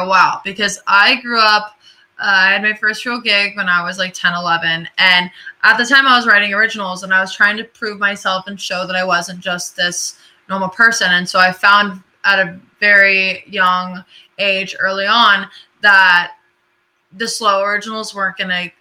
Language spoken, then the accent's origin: English; Orlando, Florida, United States; I'm from Orlando. So I grew up not too far from the beach and from Disney